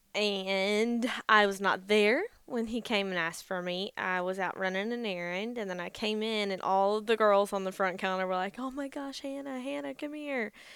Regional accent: Gainesville, Georgia, United States; also born or lived in Vidalia, Georgia; I grew up in Gainesville, Georgia, where we live now. Um, and then when I was twelve, my family moved to Vidalia, Georgia

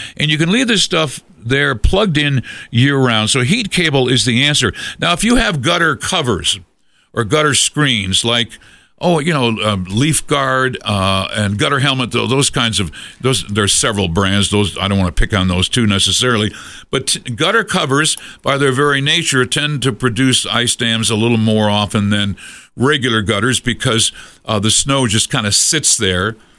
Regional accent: Massachusetts, United States; now in Colorado, United States; I grew up in Massachusetts

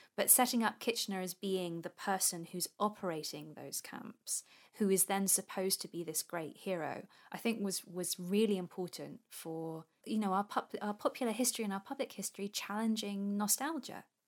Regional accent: England, United Kingdom

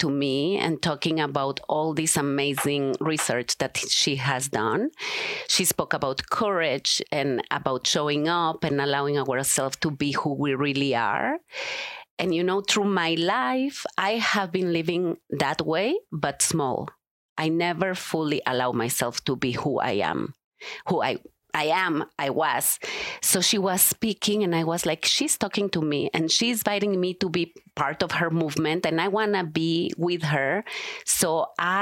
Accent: Mexico; moved away as an adult; also born or lived in Israel / California; now in Denver, United States; I was born in Mexico and grew up there in the Jewish community. When I was 18, I left Mexico

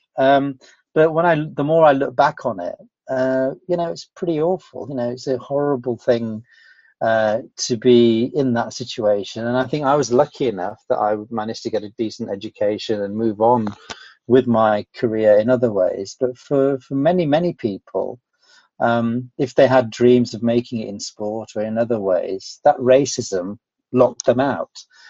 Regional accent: Rotherham, Yorkshire and the Humber, United Kingdom; also born or lived in Pakistan; growing up in Yorkshire

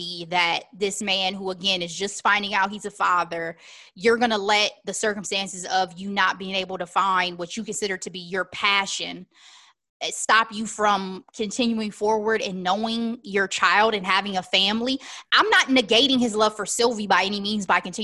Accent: United States; I'm an American

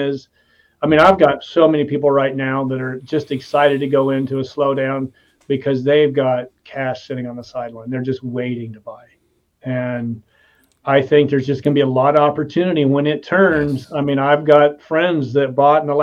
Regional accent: Nebraska, United States; I'm from Nebraska

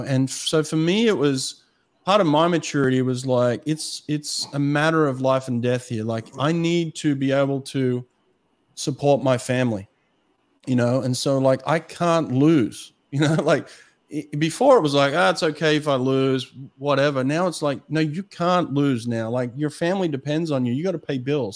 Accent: Australia; accent: Australian; moved away as an adult; now in United States

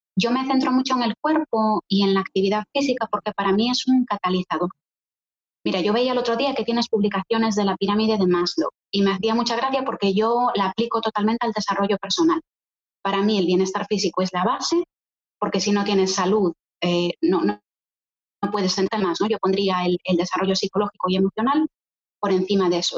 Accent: Galicia, Spain; moved away as an adult; now in Poland; Yo soy gallega, tengo 30 años, llevo 10 viviendo en Polonia

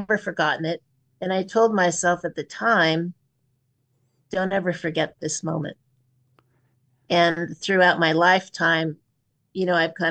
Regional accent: Pleasant Hill, California, United States; I grew up in Pleasant Hill, California, not far from, just over the hill from Lafayette

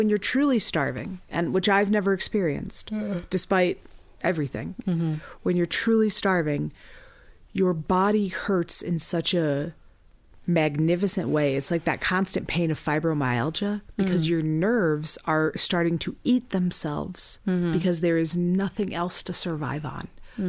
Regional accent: United States; I am deeply American.

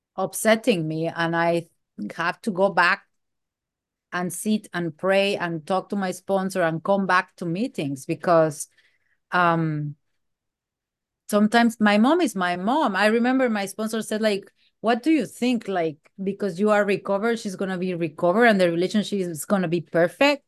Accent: Mexico; moved away; I am from Mexico

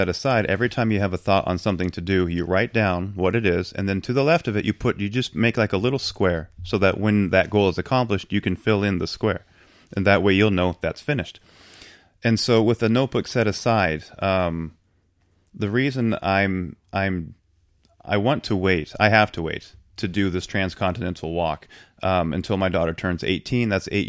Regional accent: Tacoma, Washington, United States; born there; So I was born in Tacoma in 74

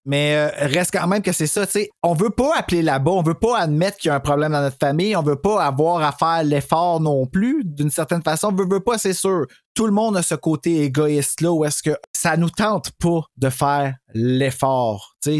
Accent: Quebec, Canada; je suis québécois

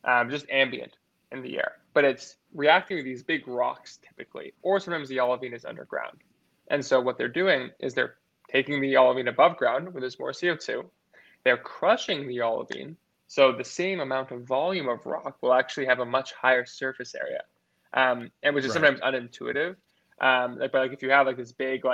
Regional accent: California, United States; my home state, California

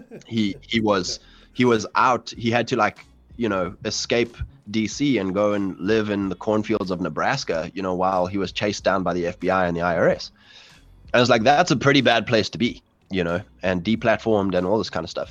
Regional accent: South Africa; I'm from South Africa, um, fourth generation English settlers

